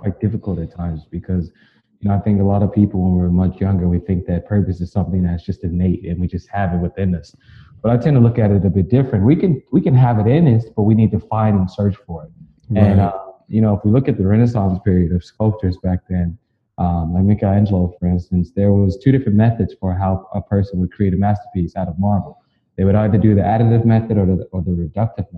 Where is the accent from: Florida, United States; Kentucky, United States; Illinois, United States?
Illinois, United States; Chicago; I'm originally from the South Side of Chicago, where, you know, when I was growing up